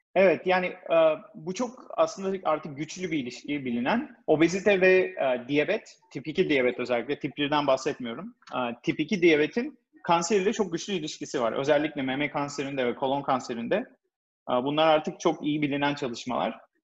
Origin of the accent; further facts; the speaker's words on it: İzmir, Turkey; moved away as an adult; also born or lived in Ankara / New York, United States; now in United States; Ben İzmir doğumluyum